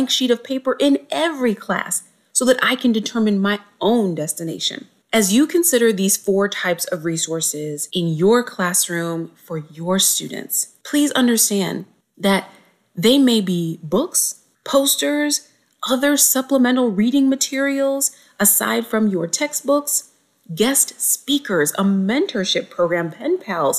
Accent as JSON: {"language": "English", "town": "Cincinnati", "region": "Ohio", "country": "United States", "tie": "born or raised there", "said": "A young 12-year-old Black girl growing up in Cincinnati"}